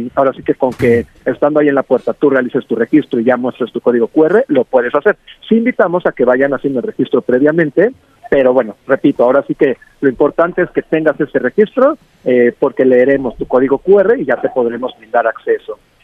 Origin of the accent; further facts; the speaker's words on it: Mexico; como mexicanos que somos